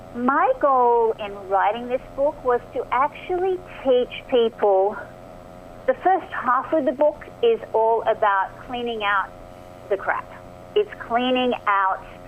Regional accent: Australia; accent: Aussie; moved away as an adult; also born or lived in Marina del Rey, Los Angeles, United States; now in Los Angeles, United States; I am, as you can probably hear from my accent, Aussie born and bred

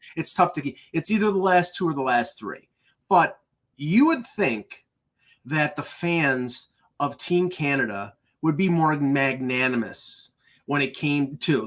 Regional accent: United States; I'm an American

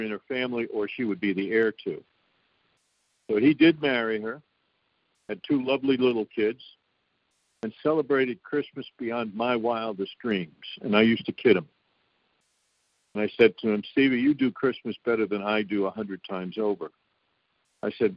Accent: New York, United States; I am a New Yorker.

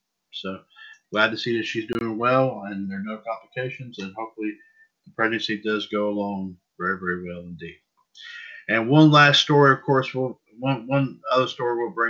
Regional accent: Scotland, United Kingdom; I don't know. I'm from Scotland. I've seen the sword store.

